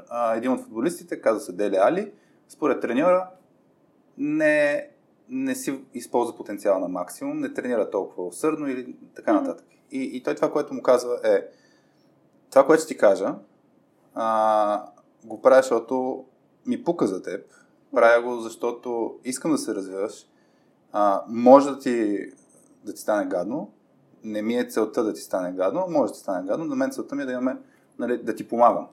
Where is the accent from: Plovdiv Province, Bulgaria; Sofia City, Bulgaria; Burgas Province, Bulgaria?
Burgas Province, Bulgaria; Burgas; moved away as an adult; now in Sofia, Bulgaria; аз съм роден в Бургас, израсъл съм в Бургас и, и чак на, на 18 дойдох в София.